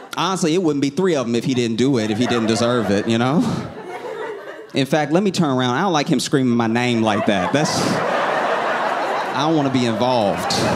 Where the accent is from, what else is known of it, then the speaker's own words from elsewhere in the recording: the South, United States; I was raised in the South